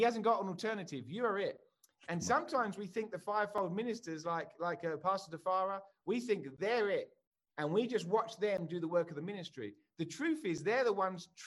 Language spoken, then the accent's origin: English; England, United Kingdom; moved away as an adult; now in United States; I'm English, as you can tell, and I live in America.